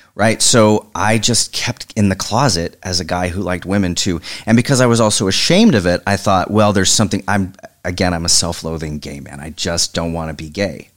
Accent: Oklahoma, United States; moved away as an adult; I'm from Oklahoma, so I suddenly went from small town to big city

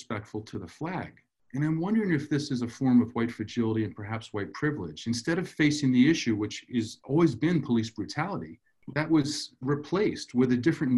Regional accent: New England, United States; I'm from New England

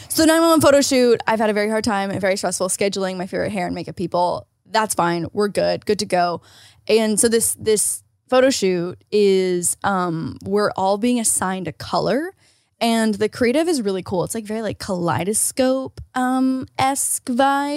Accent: Canada; moved away; As a Canadian

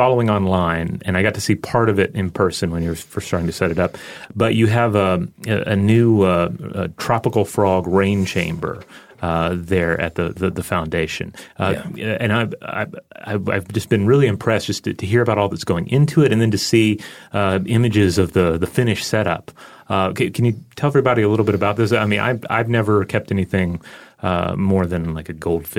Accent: Memphis, Tennessee, United States; now in Atlanta, United States; I was born in Memphis, Tennessee

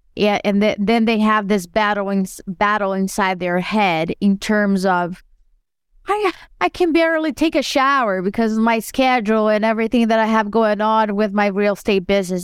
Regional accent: Brazil; moved away as an adult; I was born and raised in Brazil, and I moved here

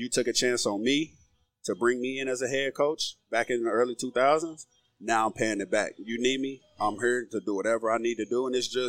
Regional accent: Oklahoma, United States; growing up in Oklahoma

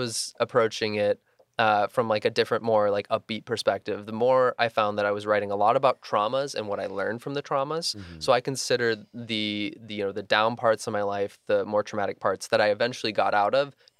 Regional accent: Midwest, United States; growing up in the Midwest and not coming out until I was 21

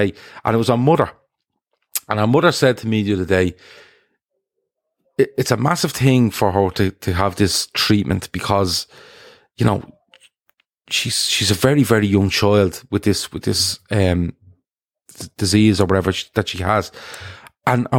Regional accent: Dublin, Leinster, Ireland; I'm from Dublin in Ireland

